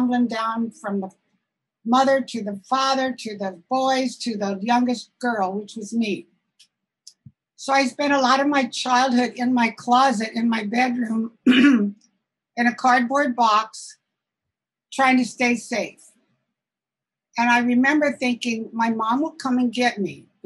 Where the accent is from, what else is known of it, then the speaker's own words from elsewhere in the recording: Southern Illinois, United States; moved away as an adult; also born or lived in Chicago; now in Santa Rosa, United States; I wasn't born in California. I was born in Southern Illinois in a small town.